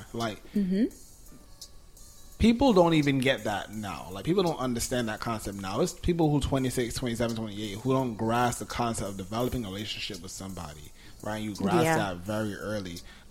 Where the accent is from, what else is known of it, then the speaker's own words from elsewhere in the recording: New York, United States; born there; because I was born in New York, I lived in mad other places, right?